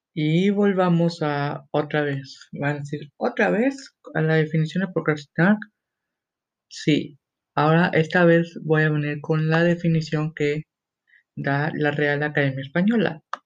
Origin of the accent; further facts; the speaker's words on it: Mexico; soy mexicano yo